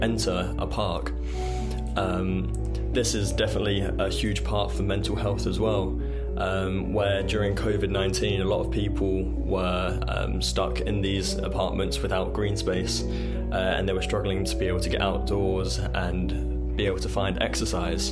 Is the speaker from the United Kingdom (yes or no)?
yes; England, United Kingdom; moved away as an adult; I was recruited from England